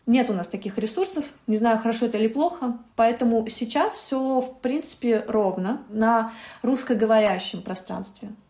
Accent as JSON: {"language": "Russian", "town": "Yalta", "region": "Crimea", "country": "Ukraine", "tie": "born or raised there", "said": "я родилась в Ялте"}